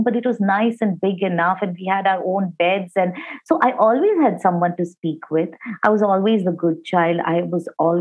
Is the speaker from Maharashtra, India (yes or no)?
yes; Mumbai, Maharashtra, India; also born or lived in Kolkata; I'm very much from Bombay. I was born in Kolkata. I spent the first 1.5 months of my life over there, after which I've been in Bombay all my life